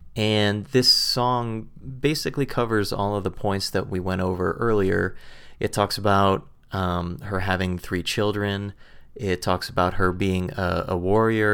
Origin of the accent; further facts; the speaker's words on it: United States; speaking as an American